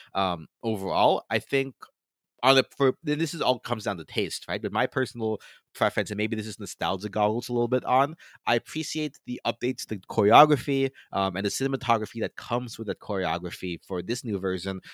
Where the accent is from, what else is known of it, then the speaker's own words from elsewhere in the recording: Florida, United States; growing up in Florida